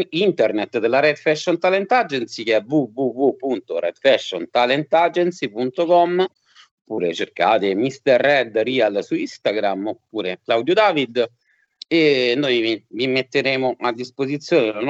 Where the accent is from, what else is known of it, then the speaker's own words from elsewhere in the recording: Rome, Lazio, Italy; born there; mia mamma era del sud, mio papà era del, è del nord, io sono nato a Roma